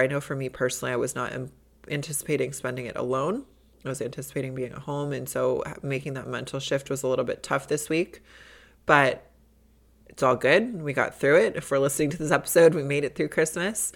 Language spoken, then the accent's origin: English; Midwest, United States; moved away; growing up in the Midwest